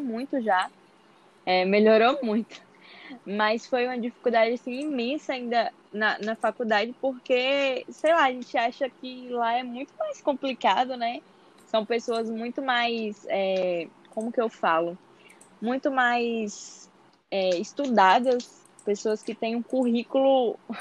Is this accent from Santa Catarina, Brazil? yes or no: no; interior of Bahia, Brazil; now in Salvador, Brazil; eu sou do interior da Bahia, mas atualmente moro em Salvador.